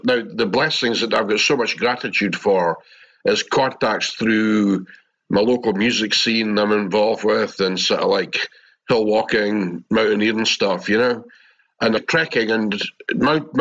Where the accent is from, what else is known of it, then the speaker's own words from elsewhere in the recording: Scotland, United Kingdom; accent: Scottish; my Scottish accent